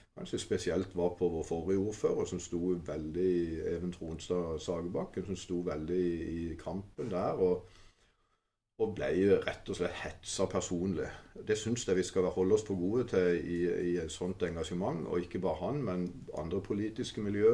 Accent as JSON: {"language": "Norwegian", "town": "Kristiansand", "region": "Agder", "country": "Norway", "also_born_or_lived": "Åseral", "moved": "yes", "lives_now": "Mandal, Norway", "said": "jeg er jo opprinnelig fra Kristiansand. Jeg eh, var noen år oppe i Åsral før jeg kom ned til Mandal"}